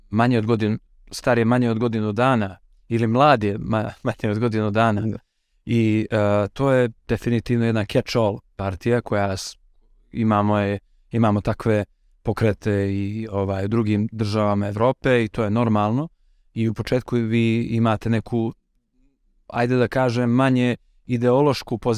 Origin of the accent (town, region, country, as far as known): Montenegro